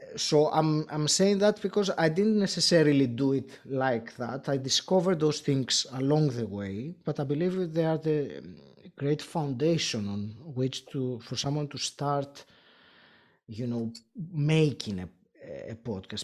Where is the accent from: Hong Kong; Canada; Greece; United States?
Greece; first language Greek; English is a second language; I'm Greek originally